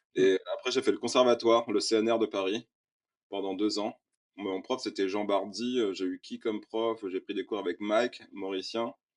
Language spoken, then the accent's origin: French; Réunion; En tant que réunionnais